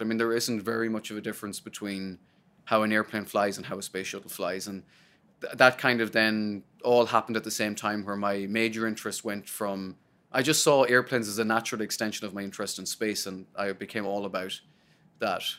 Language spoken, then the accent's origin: English; Sligo, Connacht, Ireland; moved away as an adult; now in United States; I'm from Sligo, and I remember standing in the back of my you know, the, the backyard and the house in Sligo